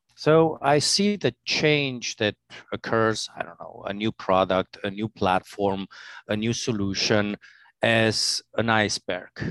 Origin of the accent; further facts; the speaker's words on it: Transylvania, Romania; English is a second language; also born or lived in Italy / Albania / Switzerland; now in New York, United States; I'm, uh, from Romania, scary Transylvania